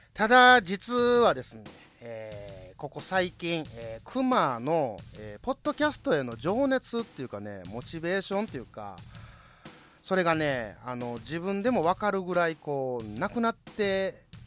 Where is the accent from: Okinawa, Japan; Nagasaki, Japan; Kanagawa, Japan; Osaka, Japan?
Osaka, Japan; 同じ関西人大阪人として